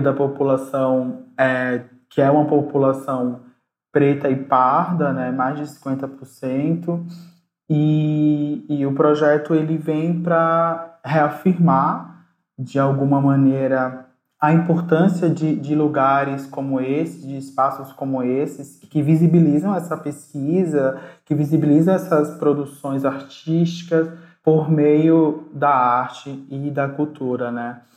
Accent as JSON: {"language": "Portuguese", "region": "Alagoas", "country": "Brazil", "moved": "yes", "lives_now": "São Paulo, Brazil", "said": "enquanto negro, nordestino, é, migrante, né, já que eu sou alagoano, moro em São Paulo"}